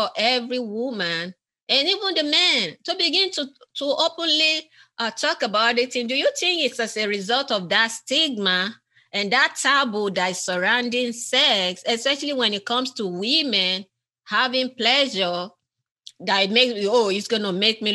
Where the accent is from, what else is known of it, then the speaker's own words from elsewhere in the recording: Nigeria; I'm from Africa, western part of Africa, originally Nigeria